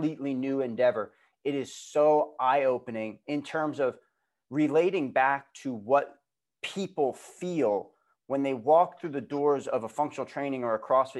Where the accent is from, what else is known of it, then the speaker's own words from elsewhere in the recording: Long Island, New York, United States; moved away as an adult; also born or lived in Boston; I grew up in New York on Long Island